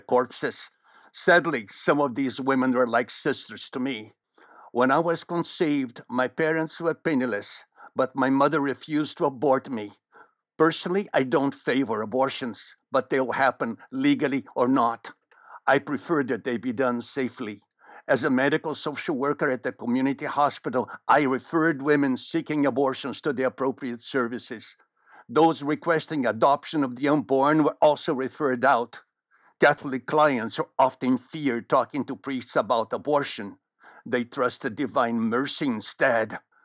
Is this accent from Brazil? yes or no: yes; Rio de Janeiro, Brazil; now in San Francisco, United States; I grew up in Rio de Janeiro